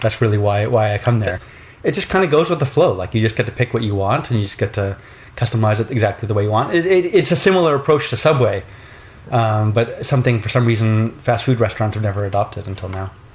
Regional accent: Canada; I'm from Canada

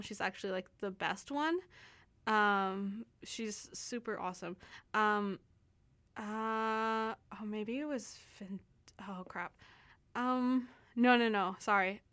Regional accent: Texas, United States; now in Canada; I'm from Texas, so, um, we're very much known for, like, our Tex-Mex food

